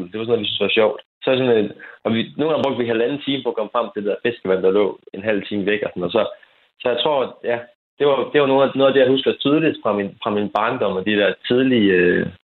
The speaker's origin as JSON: {"language": "Danish", "town": "Frederikshavn", "region": "North Denmark Region", "country": "Denmark", "said": "otte års alder måske, lidt, lidt tidligere, øh, som jeg var fra Frederikshavn."}